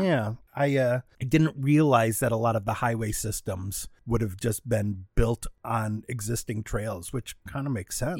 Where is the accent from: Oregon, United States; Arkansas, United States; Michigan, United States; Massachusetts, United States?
Michigan, United States; Troy; now in Los Angeles, United States; I grew up in Troy